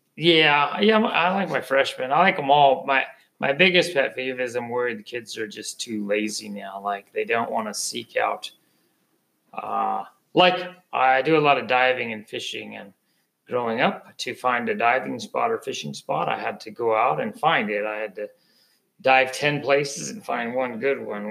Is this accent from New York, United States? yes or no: no; San Francisco Bay, California, United States; I grew up on San Francisco Bay